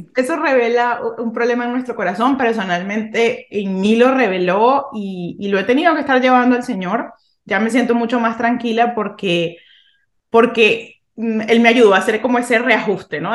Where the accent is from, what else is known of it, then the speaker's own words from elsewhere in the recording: Venezuela; yo crecí en Venezuela en, en pues, los 90, 90, 2000